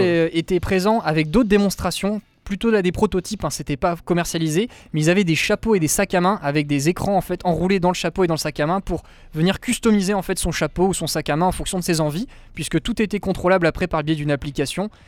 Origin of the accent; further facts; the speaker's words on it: France; chez nous en France